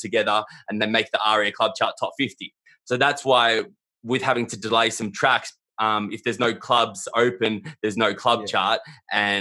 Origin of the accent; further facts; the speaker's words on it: Melbourne, Victoria, Australia; I'm from Melbourne